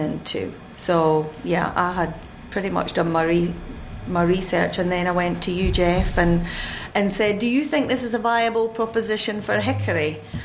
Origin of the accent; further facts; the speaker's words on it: Fife, Scotland, United Kingdom; moved away as an adult; now in North Carolina, United States; originally, I am from Scotland, Fife